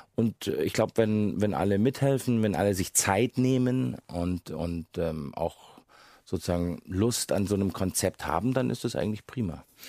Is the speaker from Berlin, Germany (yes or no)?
no; Munich, Bavaria, Germany; ich bin, wie Sie gesagt haben, in Bayern geboren als äh, Sohn eines Engländers und einer Deutschen. Von daher war ich von Anfang an hatte ich einen britischen Pass und war aber ein ein gebürtiger Münchner